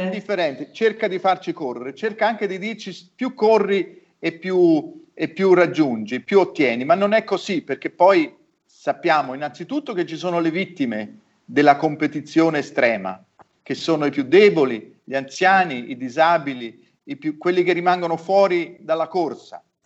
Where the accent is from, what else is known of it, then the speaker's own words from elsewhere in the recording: Florence, Tuscany, Italy; nella mia città di origine, a Firenze